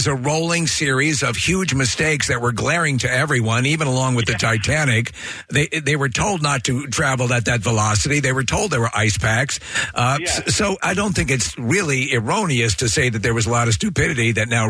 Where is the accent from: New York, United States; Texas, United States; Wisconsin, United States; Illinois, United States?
New York, United States; I'm from New York, and it was that was the Sheepshead Bay